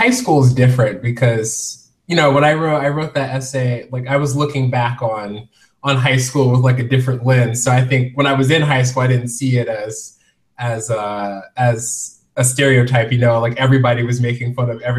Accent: Indianapolis, Indiana, United States; also born or lived in Dayton, Ohio; Uh, so originally, I'm from Indianapolis, Indiana. Um, my dad was in the military, so we moved around quite a bit. So I, I lived in Ohio, like in a suburb of Dayton, for roughly 10

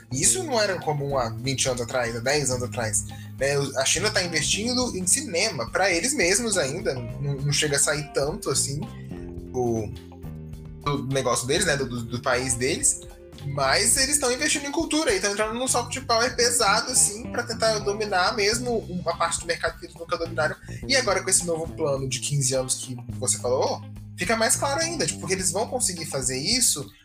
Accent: Brazil; a gente é brasileiro, eu nunca vi neve na minha vida, né? Eu nunca passei o Natal fora do Brasil.

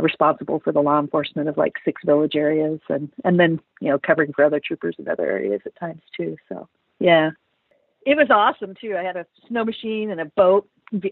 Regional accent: Iowa, United States; moved away as an adult; now in Anchorage, United States; I grew up in Iowa and went in as a military police officer

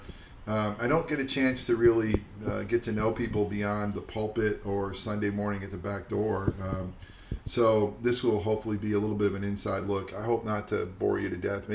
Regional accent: Upstate New York, United States; Upstate New York, actually

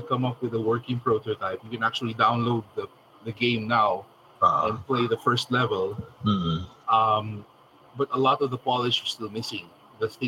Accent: Philippines; we're both Filipino

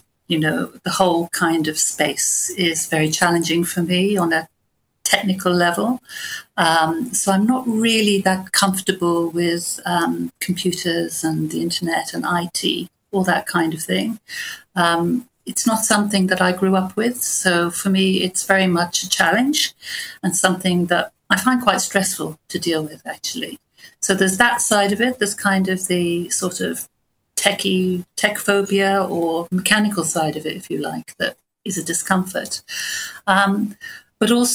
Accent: Bournemouth, South West England, United Kingdom; moved away as an adult; I grew up in Bournemouth, actually, and got away as quickly as I could

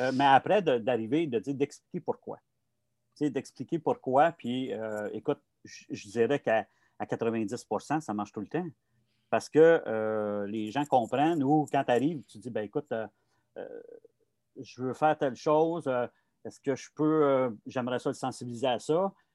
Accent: Montreal, Quebec, Canada; j'ai grandi à Montréal, dans le quartier Saint-Michel à l'époque

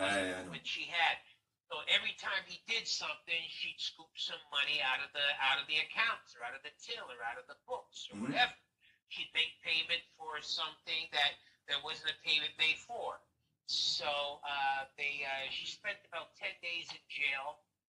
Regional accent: Winnipeg, Manitoba, Canada; moved away; also born or lived in Chicago; Yeah, born in Winnipeg. And then by a coin toss, my family wound up taking off for Chicago instead of New York

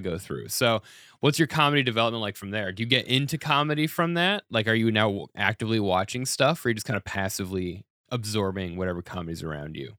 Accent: Denver, Colorado, United States; moved away as an adult; now in New York City, United States; I'm from Denver.

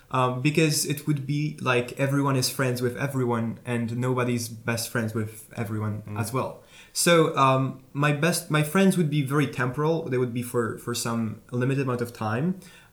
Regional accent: Warsaw, Masovian Voivodeship, Poland; I am from Warsaw.

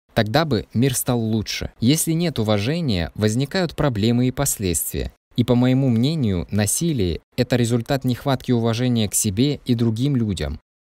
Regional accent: Saudi Arabia; now in Mullingar, Ireland; Я родом из Саудовской Аравии

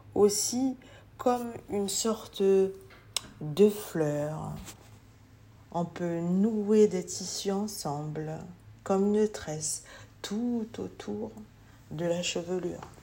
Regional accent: French Guiana; je suis guyanaise

